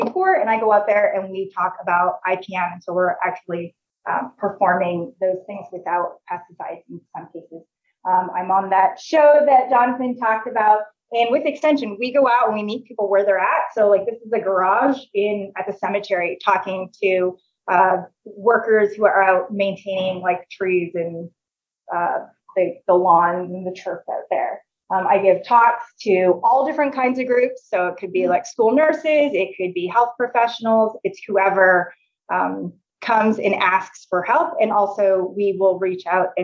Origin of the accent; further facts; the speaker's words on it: Canada; moved away as an adult; also born or lived in Indiana, United States; now in Nebraska, United States; I came from Canada